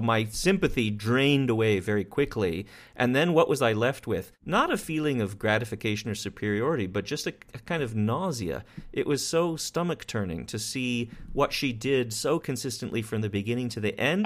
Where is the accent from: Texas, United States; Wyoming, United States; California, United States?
Wyoming, United States; I grew up in Wyoming with guns and people with guns